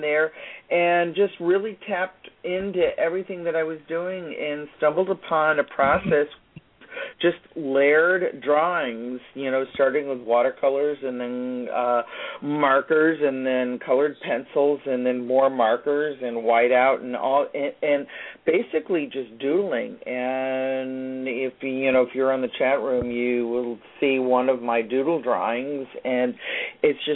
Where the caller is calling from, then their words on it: Northern Virginia, United States; I'm calling from Northern Virginia just outside of Washington, D.C.